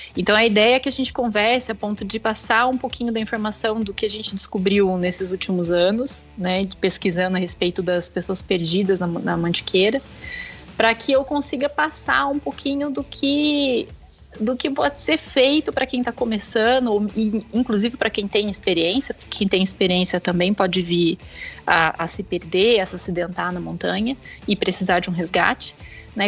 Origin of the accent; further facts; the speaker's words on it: Pindamonhangaba, São Paulo, Brazil; eu sou de Pindamonhangaba